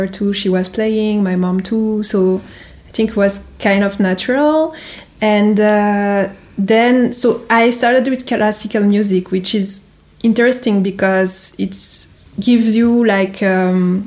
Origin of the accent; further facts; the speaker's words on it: Geneva, Switzerland; my hometown in Geneva